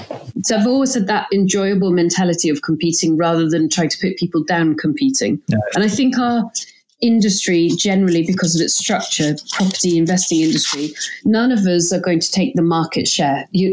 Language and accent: English; Glasgow, Scotland, United Kingdom; accent: English; Although I have an English accent and my parents are English. I grew up in Glasgow and my parents had gone there.